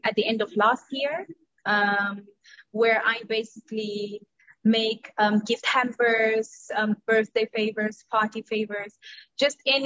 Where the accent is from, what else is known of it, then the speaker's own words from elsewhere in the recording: Cape Town, Western Cape, South Africa; moved away as an adult; now in Dubai, United Arab Emirates; I am from South Africa, or South African, living in Dubai for the past 11 years. But I already left South Africa 13 years ago